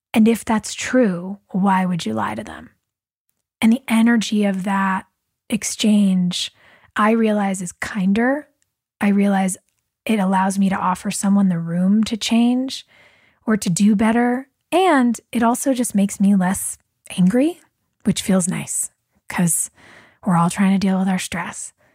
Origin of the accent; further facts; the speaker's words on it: Southern California, United States; back when I was a kid, growing up in Southern California